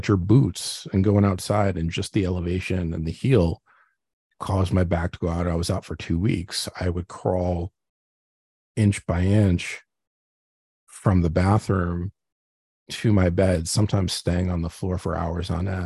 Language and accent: English; New Jersey, United States; Growing up in Jersey, in a Jewish household